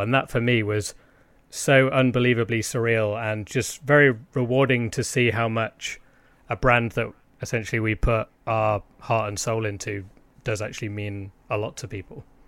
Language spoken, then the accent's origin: English; United Kingdom